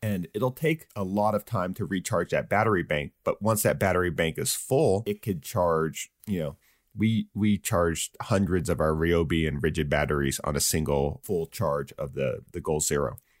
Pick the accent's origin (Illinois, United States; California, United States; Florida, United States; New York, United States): California, United States; Santa Barbara; That's my hometown.